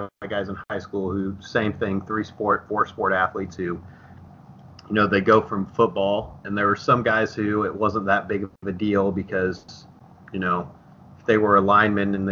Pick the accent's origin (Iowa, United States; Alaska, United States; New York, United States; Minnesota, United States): Iowa, United States; Dallas Center; I'm from Dallas Center Grimes, so Dallas Center was tiny